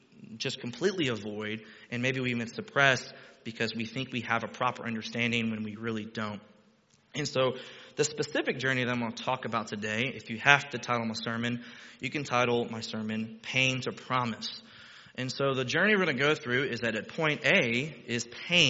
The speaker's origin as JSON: {"language": "English", "region": "Texas", "country": "United States", "moved": "as an adult", "lives_now": "Ohio, United States", "said": "I'm Texan"}